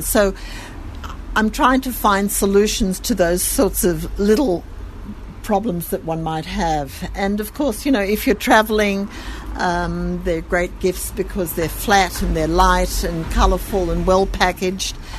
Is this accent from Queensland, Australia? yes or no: no; Sydney, New South Wales, Australia; accent: Australian; moved away as an adult; now in Jerusalem, Israel; I come from Sydney